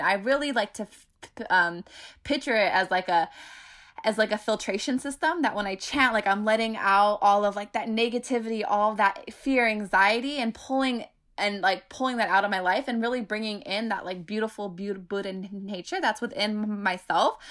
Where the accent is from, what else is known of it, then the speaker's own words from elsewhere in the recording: Bay Area, California, United States; I grew up in the Bay Area where public transportation is very, e, e, e, everywhere